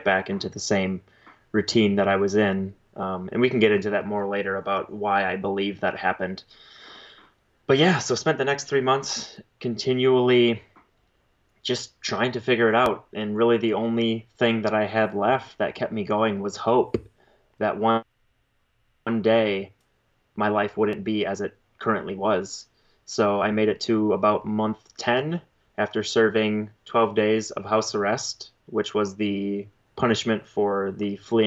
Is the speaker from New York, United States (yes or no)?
no; Central Wisconsin, United States; Central Wisconsin. So that is where I grew up, spent the first 20 years of my life.